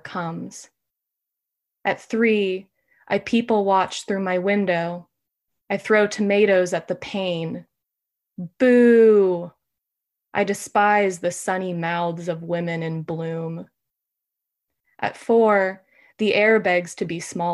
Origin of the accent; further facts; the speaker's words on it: California, United States; also born or lived in Brooklyn; now in Portland, United States; I am a Californian, but I'm living in Maine.